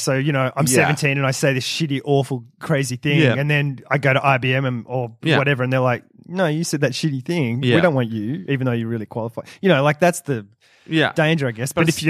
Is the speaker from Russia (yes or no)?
no; United Kingdom; I'm British.